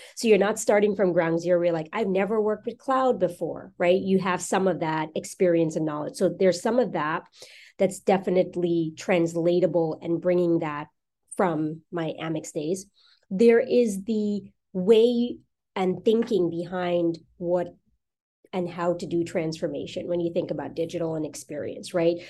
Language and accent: English; New York, United States; moved away as an adult; now in Newport Beach, United States; I'm from New York